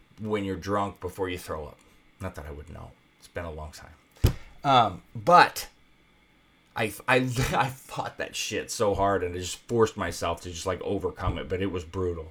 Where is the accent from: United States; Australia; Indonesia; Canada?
United States; Iowa; now in Las Vegas, United States; I'm from Iowa originally and used to the winter brutality